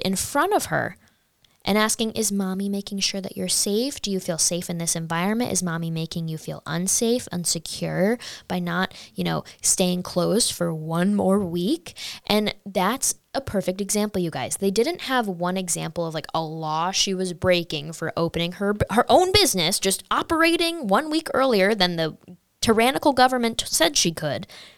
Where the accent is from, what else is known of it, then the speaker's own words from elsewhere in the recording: United States; At the end of the day, we're all Americans